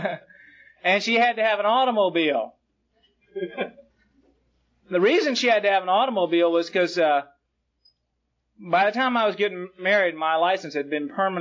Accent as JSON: {"language": "English", "town": "Jacksonville", "region": "Florida", "country": "United States", "tie": "born or raised there", "also_born_or_lived": "Brooklyn, New York", "said": "I was born in Brooklyn, New York, and I was raised in Jacksonville, Florida."}